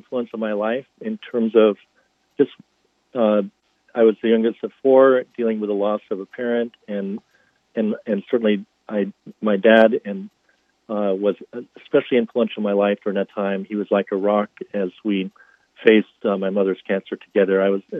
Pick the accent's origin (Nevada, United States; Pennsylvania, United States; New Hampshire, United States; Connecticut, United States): New Hampshire, United States; North Hampton; now in Boston, United States; I grew up in Northampton, New Hampshire, about an hour north of Boston. It's in the little wedge of New Hampshire that's called the Seacoast